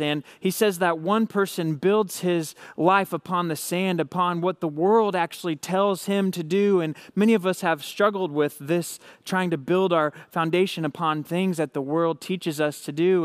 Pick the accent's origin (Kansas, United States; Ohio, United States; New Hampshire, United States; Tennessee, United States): Kansas, United States; Hays; I'm from Hays, Kansas. I help run a young adult and college ministry out here in Western Kansas